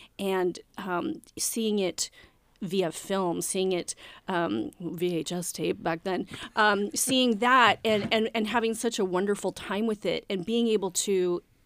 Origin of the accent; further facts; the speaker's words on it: Coeur d'Alene, Idaho, United States; When I grew up in Coeur d'Alene